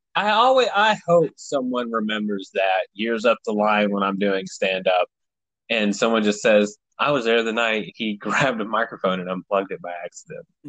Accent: Tennessee, United States; I'm from Tennessee

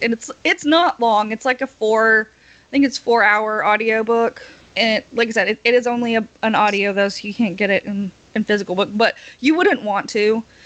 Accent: Oliver Springs, Tennessee, United States; My hometown, funny. oddly enough, has several scenes in the movie October Sky filmed in it

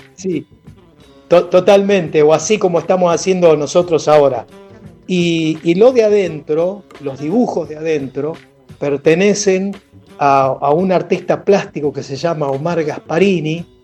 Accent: Buenos Aires, Argentina; somos del barrio de La Boca, yo nací en La Boca, yo nací en Garibaldi 1375

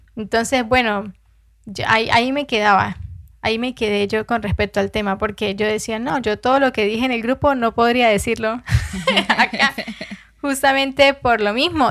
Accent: Venezuela; now in Colombia; así haya nacido en Venezuela

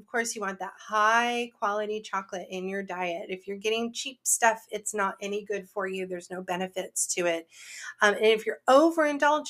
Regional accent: near San Francisco, California, United States; I grew up near San Francisco, which is the home of Ghirardelli

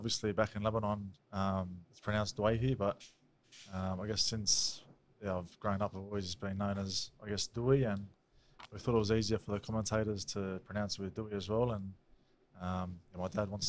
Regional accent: Strathfield, New South Wales, Australia; I grew up in Strathfield, went to a local school there, St. Patrick's College, Strathfield

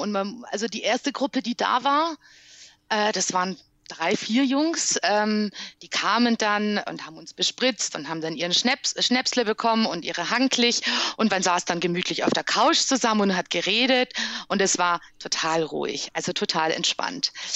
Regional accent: Criț, Transylvania, Romania; accent: Transylvanian Saxon (Deutschkreuz dialect); now in Germany; Auf Siebenbürger Sächsisch im Deutschkreuzer Dialekt

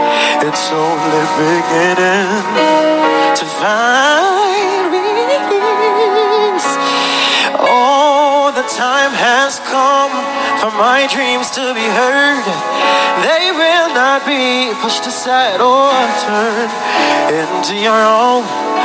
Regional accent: Jamaica; I'm still Jamaican. I love my country

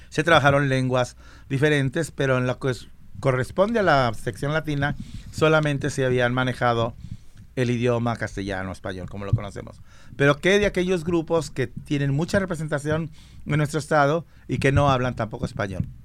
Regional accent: San Marcos, Guatemala; Yo soy de Guatemala.

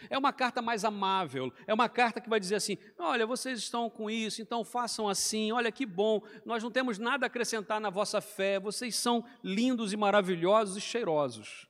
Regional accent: Rio de Janeiro, Brazil; moved away as an adult; now in Portugal; eu vim do Rio de Janeiro, então lá fala-se muito 3, né, com I ali, 3

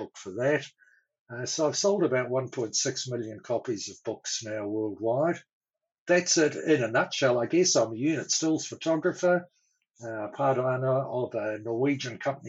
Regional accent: Auckland, New Zealand; moved away as an adult; also born or lived in Christchurch, New Zealand / Wanaka, New Zealand; now in Australia; I'm a New Zealander, born and bred, and grew up initially in Auckland in the North Island

